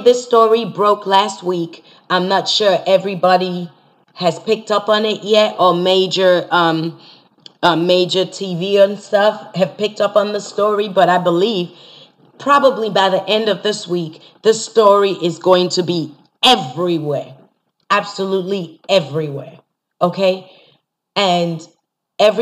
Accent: Nigeria; I'm Nigerian

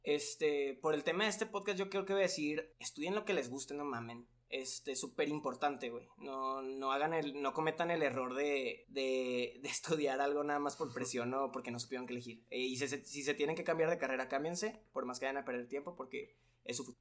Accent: Mexico; A mí como mexicano

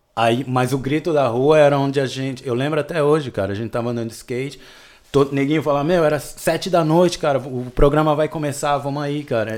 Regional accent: São Paulo, Brazil; also born or lived in Petrolina, Pernambuco; mudei para São Paulo quando eu tinha oito anos

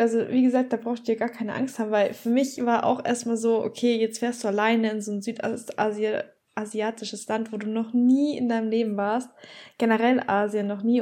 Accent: Bavaria, Germany; moved away; ich komme ja aus Bayern und wir haben halt unsere Oktoberfest und so in München

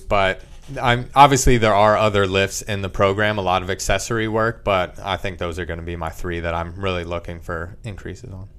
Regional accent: Leesport, Pennsylvania, United States; growing up in small little boroughs, Leesport, P A, I've just kind of been surrounded by the wildlife

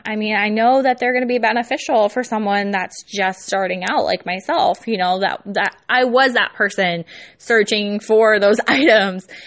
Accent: California, United States; now in Iowa, United States; I'm not from the Midwest, but I live in the Midwest. I am from Cali.

